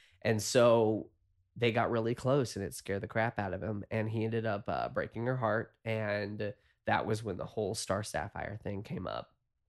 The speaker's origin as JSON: {"language": "English", "region": "the South", "country": "United States", "said": "I'm from the South originally, and so I have a lot of difficulty dealing with issues."}